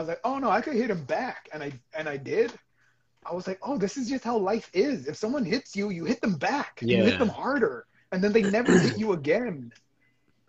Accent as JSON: {"language": "English", "area": "El Monte", "region": "California", "country": "United States", "tie": "born or raised there", "said": "I grew up in Almonte."}